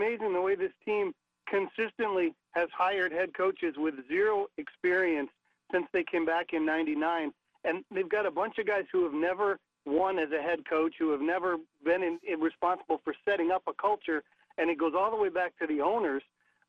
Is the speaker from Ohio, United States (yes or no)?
yes; Northwest Ohio, United States; now in Fayetteville, United States; I'm originally from Northwest Ohio.